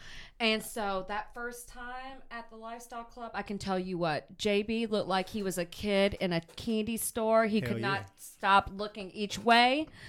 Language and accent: English; the South, United States; So I'm obviously from the South.